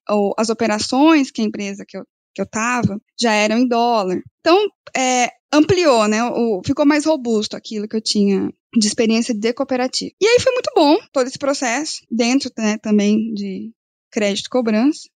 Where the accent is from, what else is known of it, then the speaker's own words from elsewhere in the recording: Assaí, Paraná, Brazil; moved away as an adult; also born or lived in Londrina; eu nasci no campo. Sou de Açaí, uma cidadezinha colonizada por japoneses lá no norte do estado do Paraná